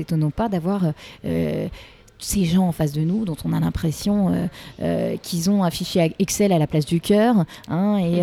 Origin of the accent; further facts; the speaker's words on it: Paris, Île-de-France, France; Je suis une Parisienne, je vis à Paris, j'élève mes mm. deux filles à Paris